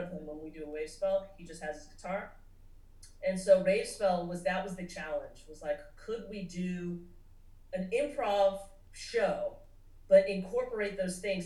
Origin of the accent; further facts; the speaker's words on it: Nashville, the South, United States; also born or lived in Los Angeles, United States; growing up in the South